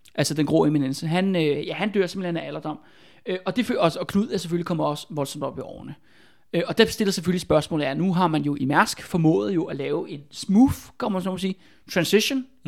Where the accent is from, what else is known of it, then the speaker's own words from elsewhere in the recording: Albertslund, Capital Region of Denmark, Denmark; Der hvor jeg er fra i Albertslund